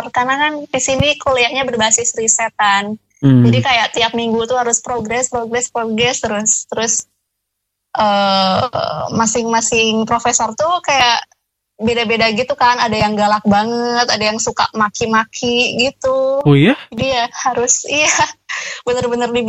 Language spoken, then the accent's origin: Indonesian; Indonesia; now in Taiwan; aku dari Indo bawa ini sih bawa bon cabe banyak.